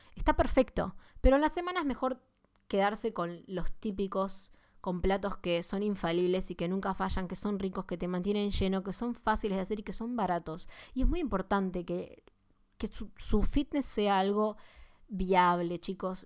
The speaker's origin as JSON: {"language": "Spanish", "country": "Argentina", "said": "vivimos en Argentina, por si no saben, soy de Argentina"}